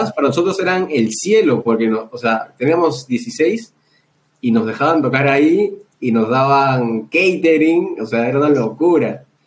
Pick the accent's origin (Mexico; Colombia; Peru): Peru; Lima; porque nosotros somos de San Juan de Miraflores